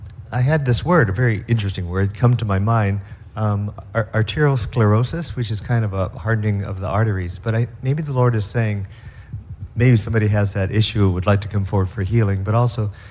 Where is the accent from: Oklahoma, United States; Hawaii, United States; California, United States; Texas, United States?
Hawaii, United States; I'm from Hawaii